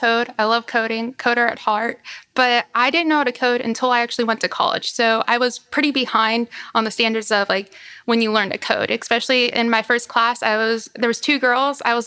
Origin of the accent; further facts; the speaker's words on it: Youngstown, Ohio, United States; also born or lived in California; now in Columbus, United States; I was born in California, but I moved here when I was 5. So I'm pretty much from Ohio.